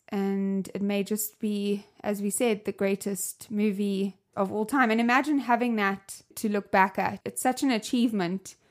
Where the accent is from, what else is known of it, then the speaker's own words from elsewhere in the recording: South Africa; I'm from South Africa, as you can hear my accent